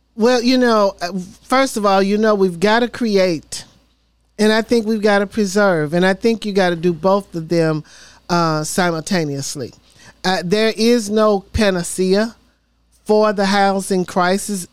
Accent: Memphis, Tennessee, United States; now in Nashville, United States; I'm a born and raised in Memphis, Tennessee

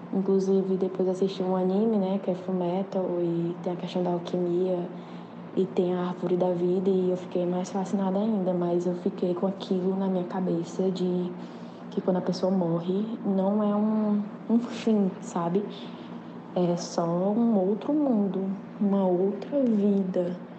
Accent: Teresina, Piauí, Brazil; eu sou de Teresina, Piauí

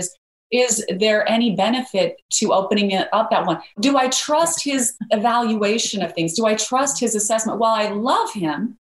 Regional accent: Idaho, United States; I grew up in Idaho where there are lots of potatoes and no mangoes

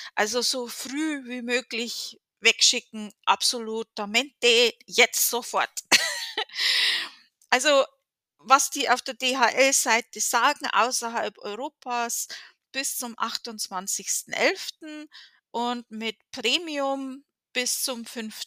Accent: Germany; now in United States; von meiner Heimatstadt

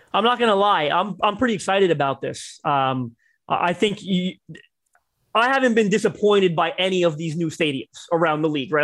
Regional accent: Toronto, Ontario, Canada; I'm Canadian, right? I'm from Toronto

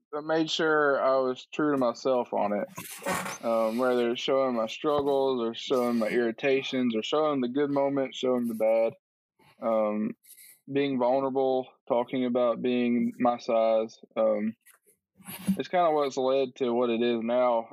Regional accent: Tuscaloosa, Alabama, United States; moved away as an adult; now in Nashville, United States; originally from Alabama. I grew up in Tuscaloosa, Alabama

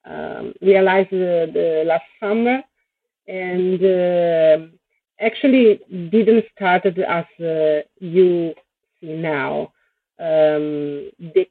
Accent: Italy; I came from Italy

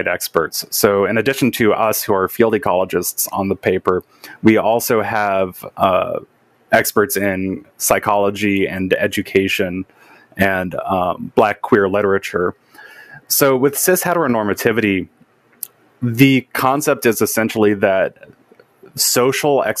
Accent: Southern Illinois, United States; growing up in Southern Illinois

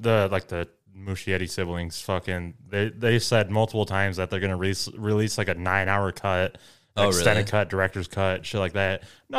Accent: Maine, United States; I'm from Maine.

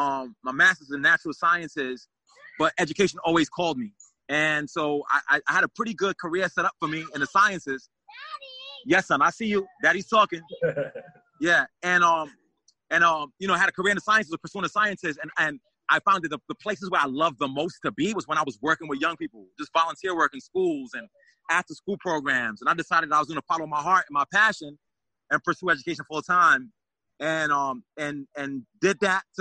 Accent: New York City, New York, United States; now in Saratoga Springs, United States; I'm from the Bronx originally

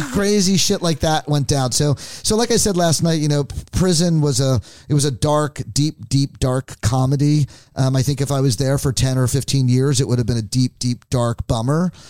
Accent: New Jersey, United States; now in San Francisco, United States; it's about 20 miles away from where I grew up

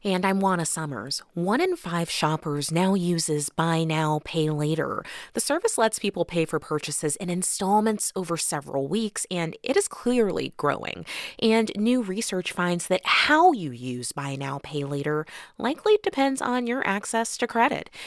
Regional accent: Kansas City, Missouri, United States; now in Washington, United States; Kansas City is my hometown

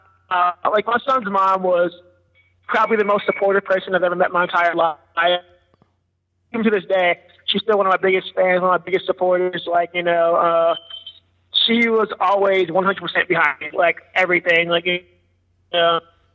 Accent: Cincinnati, Ohio, United States; moved away as an adult; also born or lived in Kentucky / Indiana / Florida / West Coast; now in Las Vegas, United States; Born and raised Cincinnati, Ohio, man. So I grew up out there

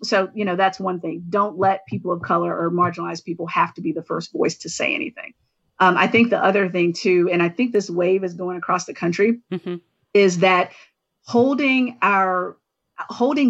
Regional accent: the South, United States; my hometown, where the only time that there was access to a pool was on Wednesday nights

